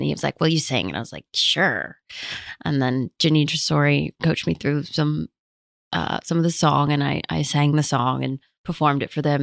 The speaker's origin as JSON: {"language": "English", "country": "United States", "said": "I'm American"}